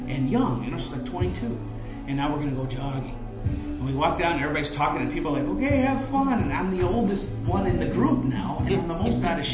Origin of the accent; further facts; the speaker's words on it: Michigan, United States; I'm from Michigan.